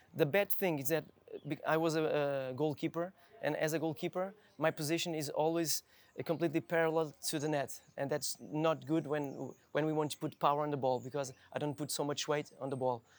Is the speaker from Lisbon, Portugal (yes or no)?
yes; Lisbon, Portugal; English is a second language; also born or lived in Viseu, Portugal; I was born in the north of Portugal, in Viseu, in, in the north, in the center. And with four years old, I came. I came to Lisbon